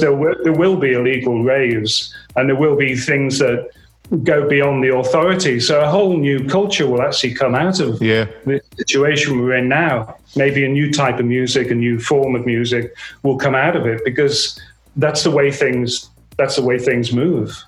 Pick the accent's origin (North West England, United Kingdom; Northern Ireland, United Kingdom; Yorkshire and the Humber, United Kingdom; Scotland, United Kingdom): North West England, United Kingdom; Merseyside; I grew up in Merseyside